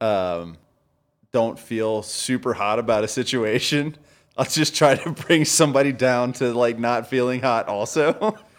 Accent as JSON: {"language": "English", "town": "Denver", "region": "Colorado", "country": "United States", "said": "No, I'm from Denver."}